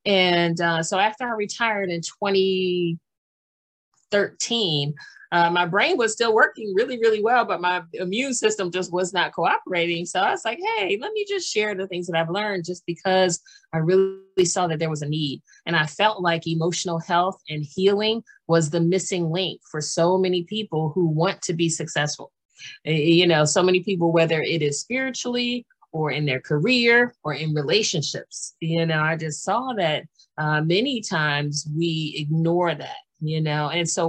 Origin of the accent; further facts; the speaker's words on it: Washington, D.C., District of Columbia, United States; born there; also born or lived in Maryland / Pennsylvania / New Jersey / North Carolina; I was born in Washington, D.C., and I've lived in Maryland and Pennsylvania and New Jersey.